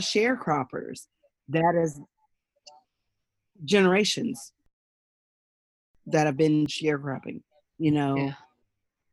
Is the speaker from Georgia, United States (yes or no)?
yes; rural Georgia, United States; my great grandparents who I grew up with in Georgia, in rural Georgia